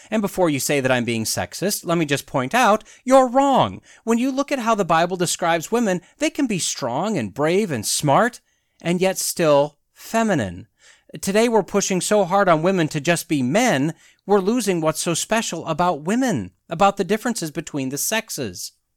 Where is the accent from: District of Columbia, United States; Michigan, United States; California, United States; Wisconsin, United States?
Wisconsin, United States; moved away as an adult; I claim Wisconsin is my home state, not by birth, but that's where I lived nearly my entire life until I graduated college